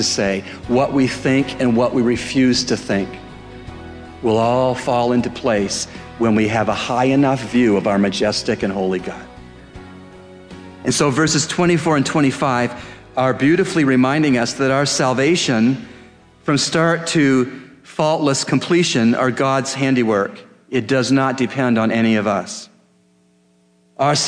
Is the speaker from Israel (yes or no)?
no; Canada; as a Canadian